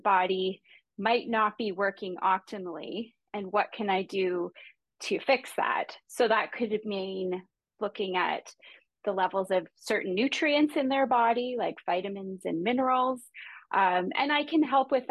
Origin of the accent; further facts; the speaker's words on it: Canada; I'm a Canadian